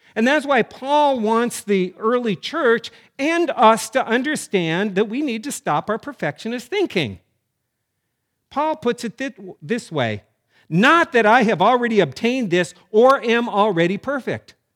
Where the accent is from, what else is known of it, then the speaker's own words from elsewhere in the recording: North Dakota, United States; Growing up in North Dakota